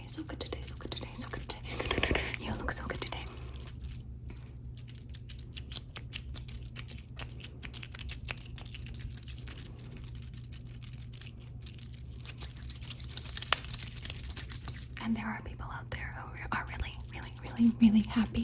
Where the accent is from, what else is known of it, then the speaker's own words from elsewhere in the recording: the South, United States; I'm just a little Colombianita that grew up in the South